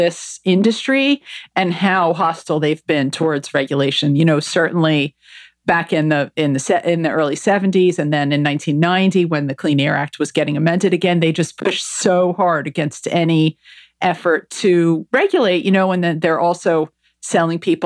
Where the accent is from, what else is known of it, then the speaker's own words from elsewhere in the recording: New Jersey, United States; moved away as an adult; now in London, United Kingdom; I'm from New Jersey